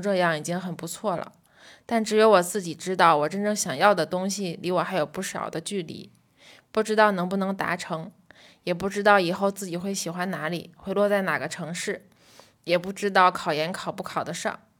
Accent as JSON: {"language": "Chinese", "region": "Tianjin", "country": "China", "moved": "yes", "lives_now": "Wuhan, China", "said": "但作为一个天津人，在武汉这种漂泊感，我多多少少还是能共情一些的。来武汉上学五年，说长不长，说短不短。说我对武汉熟悉吧，我永远是个外地人。说我对天津有很浓的感情吗？其实也越来越淡。"}